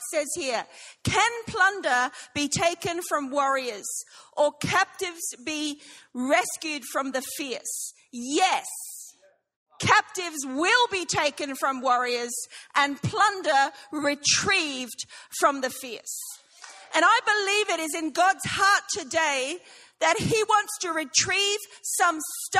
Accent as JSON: {"language": "English", "town": "Brisbane", "region": "Queensland", "country": "Australia", "moved": "yes", "lives_now": "England", "said": "I'm from Sheffield, England, but I'm not. I'm actually from Brisbane. So I was ready for all the ashes discussions and stuff. Listen, I'm with you. I have been gone 26 years, but I am still Australian."}